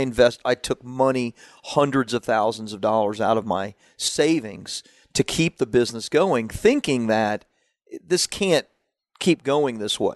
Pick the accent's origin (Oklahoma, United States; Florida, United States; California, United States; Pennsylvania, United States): Florida, United States; Central; also born or lived in Washington, D.C.; I grew up in Central Florida, uh, at that time, so, you know, in, in, in the redneck places